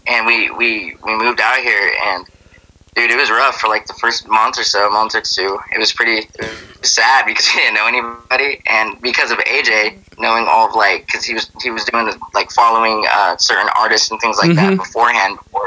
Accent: Carson City, Nevada, United States; moved away; also born or lived in Reno; out in Carson, which is where we're from

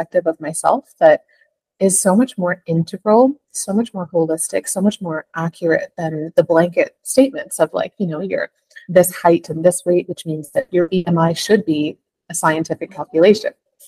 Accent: Canada; now in Mumbai, India; I am originally from Canada, but currently living in Mumbai.

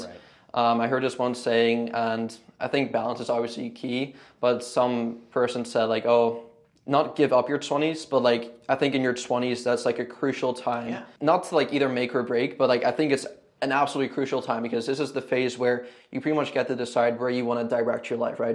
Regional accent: Canada; moved away as an adult; now in Houston, United States; I'm from Canada

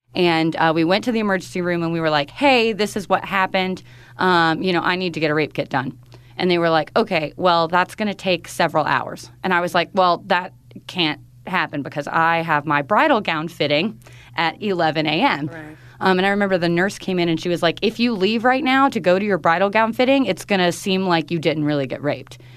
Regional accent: North Carolina, United States; moved away as an adult; North Carolina in my hometown

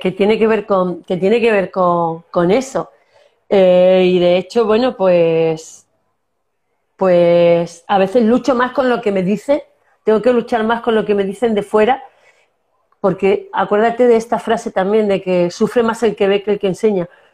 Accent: Castilla-La Mancha, Spain; accent: manchego; moved away as an adult; also born or lived in Córdoba / Canary Islands; yo soy manchega, ya tengo mi acento

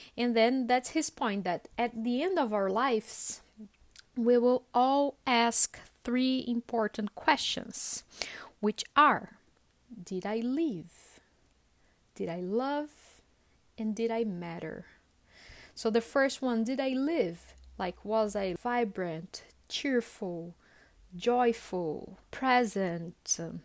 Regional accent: Sorocaba, São Paulo, Brazil; I'm from Sorocaba, sorry, I forgot to mention that, uh, which is about a hundred kilometers from São Paulo

